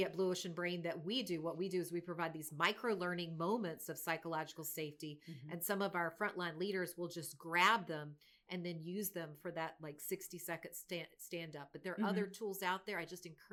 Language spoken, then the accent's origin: English; North Carolina, United States; born and raised in America. I'm from North Carolina.